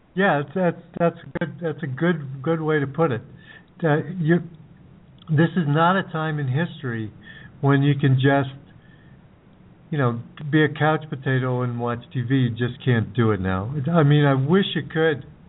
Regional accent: United States; When I was growing up in the United States

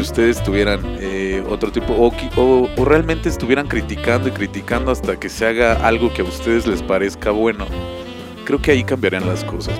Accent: Mexico; nosotros como mexicanos

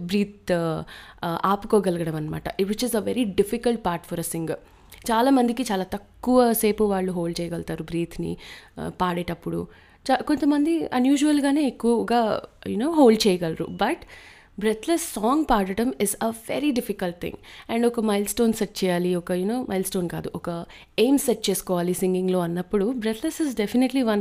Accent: South India, India; మన్ నేను south Indian కాబట్టి నేను కర్ణాటిక్ మ్యూజిక్కే నేర్చుకుంటూ పెరిగాను

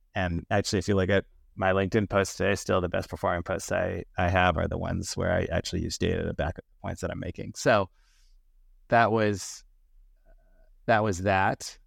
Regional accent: Danville, California, United States; also born or lived in Yale; I grew up in a small town uh, in the East Bay Area called Danville

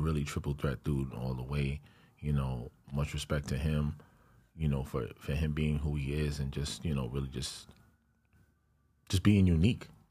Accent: New York City, New York, United States; she's from my home, from my hometown too

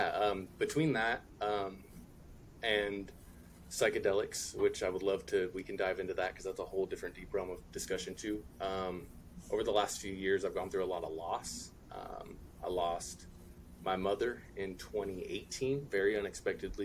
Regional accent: California, United States; I'm from California

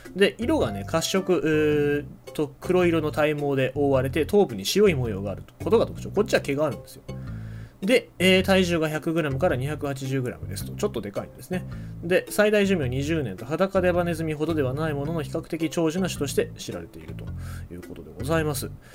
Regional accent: Kyushu, Japan; 九州人としては

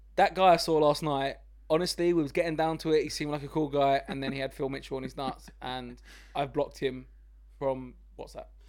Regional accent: London, United Kingdom; I grew up in East London, Walthamstow, it was really run down when I was growing up there

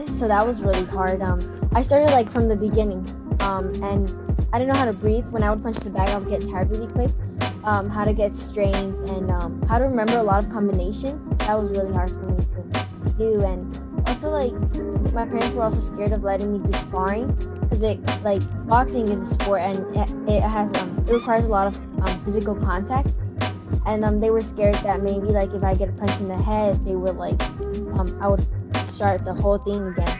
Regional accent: Los Angeles, California, United States; I'm from Watts, California.

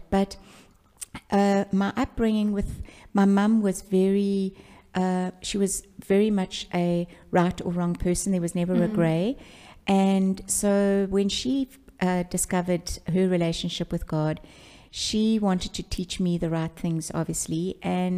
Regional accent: Pietermaritzburg, KwaZulu-Natal, South Africa; I was born in Pietermaritzburg, and that's in KwaZulu-Natal

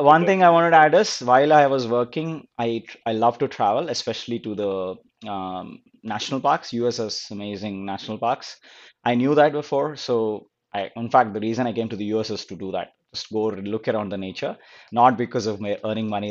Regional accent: Guntur, Andhra Pradesh, India; moved away as an adult; also born or lived in California; now in United States; I was born and brought up in Guntur. It's a small town in Andhra Pradesh

